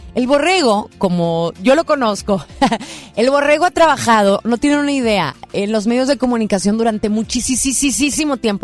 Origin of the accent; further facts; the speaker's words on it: Monterrey, Nuevo León, Mexico; todos los regios